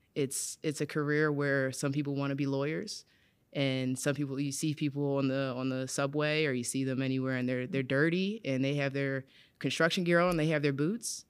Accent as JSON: {"language": "English", "town": "Philadelphia", "region": "Pennsylvania", "country": "United States", "said": "I'm from West Philadelphia"}